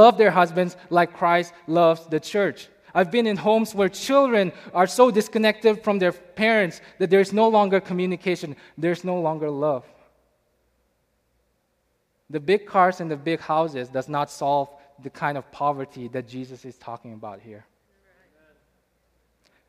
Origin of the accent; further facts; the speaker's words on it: India; moved away as an adult; now in United States; I'm from India